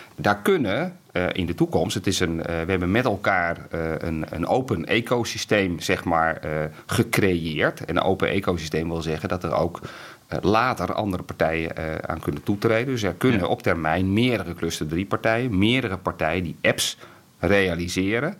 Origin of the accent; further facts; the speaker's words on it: Netherlands; we zijn in heel veel dingen heel goed in Nederland